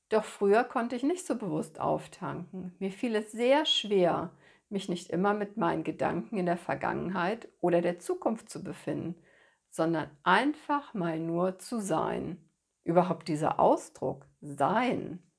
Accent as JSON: {"language": "German", "region": "Rhineland", "country": "Germany", "tie": "born or raised there", "said": "Als gebürtige Rheinländerin hat mir bereits in ganz jungen Jahren ein Spaziergang am Rhein oder eine Auszeit mit meiner Freundin auf der Wippe am Rheinufer Ruhe und Kraft verliehen."}